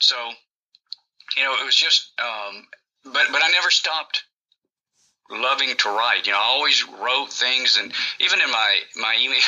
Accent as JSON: {"language": "English", "region": "Georgia", "country": "United States", "tie": "born or raised there", "also_born_or_lived": "Greenville, South Carolina", "said": "I was born in Greenville, South Carolina, and I grew up in Georgia"}